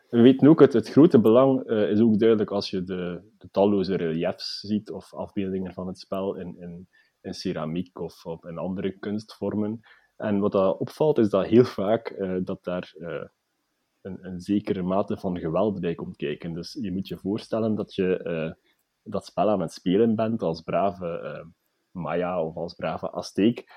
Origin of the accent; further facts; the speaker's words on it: Belgium; wij als, als Belgen